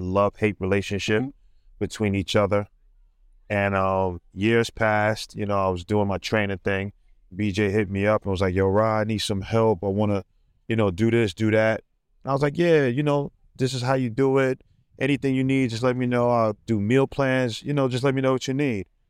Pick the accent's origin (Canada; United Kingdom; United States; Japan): United States; New York City, New York; I'm from Brooklyn, New York.